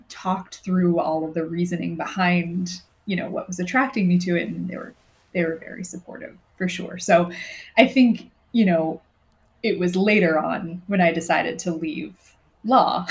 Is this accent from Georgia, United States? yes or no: no; Southern California, United States; moved away as an adult; I was also from Southern California and had hadn't really traveled that much